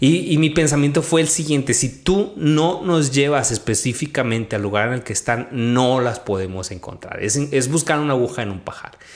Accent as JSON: {"language": "Spanish", "region": "Chihuahua", "country": "Mexico", "tie": "born or raised there", "also_born_or_lived": "Mexico City / Majalca", "said": "viví en la ciudad de Chihuahua y me crié en un rancho"}